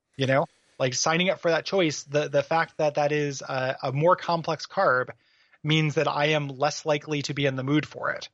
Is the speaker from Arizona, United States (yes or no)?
no; DeKalb, Illinois, United States; moved away; also born or lived in Portland; my hometown of DeKalb, Illinois